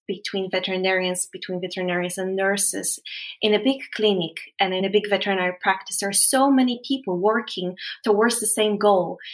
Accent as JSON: {"language": "English", "country": "Poland", "moved": "yes", "said": "I came from Poland"}